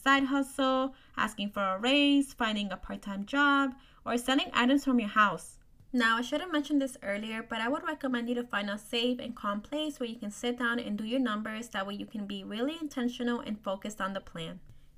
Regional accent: New Jersey, United States; I'm from New Jersey

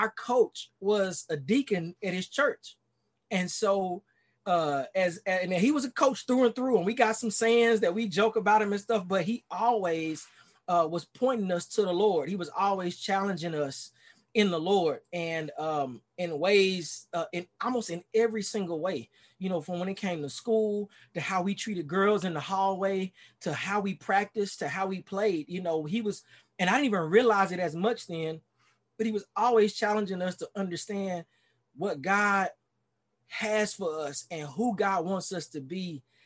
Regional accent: Dallas, Texas, United States; accent: Texas twang; now in Miami, United States; I born and raised in Dallas, Texas

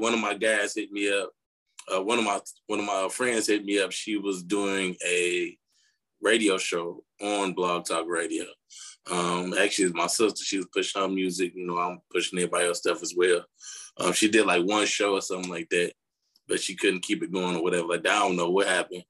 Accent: Chicago, Illinois, United States; I'm from Chicago

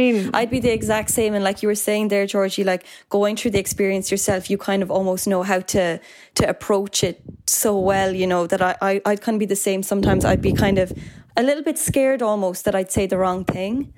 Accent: Ireland; as Irish people

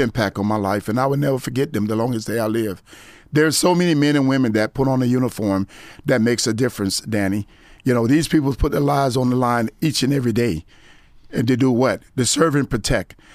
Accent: Gifford, Florida, United States; also born or lived in Vero Beach, Florida / Fort Lauderdale, Florida; I was born in Vero Beach, but I grew up in Guilford, Florida, as well as Fort Lauderdale.

